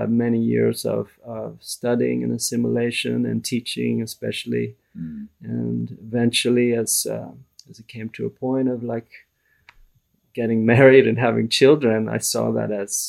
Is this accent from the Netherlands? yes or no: no; Vancouver, British Columbia, Canada; I grew up in Vancouver, in Canada, in a very ordinary non-religious family